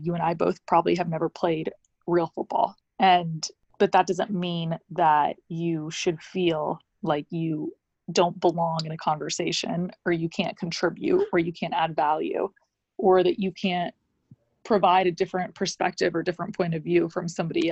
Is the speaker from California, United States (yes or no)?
no; Atlanta, Georgia, United States; I grew up in Atlanta